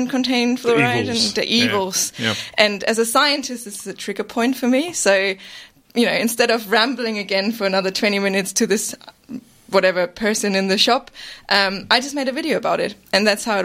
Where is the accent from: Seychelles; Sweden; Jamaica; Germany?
Germany; now in Australia; I'm from Germany originally